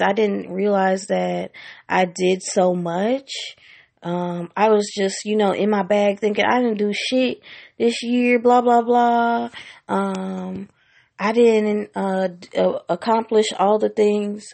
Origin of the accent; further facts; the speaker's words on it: Washington, District of Columbia, United States; moved away; I went back to my hometown of Washington, D C for the first time in more than ten years